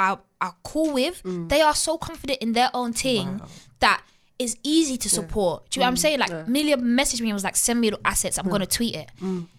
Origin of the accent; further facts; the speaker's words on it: Nigeria; I'm Nigerian, so I grew up listening to Afrobeats as well, and my uncle's taking me to the hall parties and stuff.